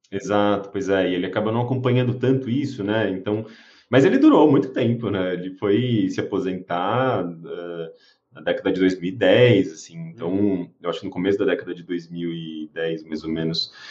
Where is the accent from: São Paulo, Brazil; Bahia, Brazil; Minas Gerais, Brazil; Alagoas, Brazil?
São Paulo, Brazil; Osasco; eu cresci em Osasco, né? Assim, da minha infância até ali adolescência, é, eu cresci em Osasco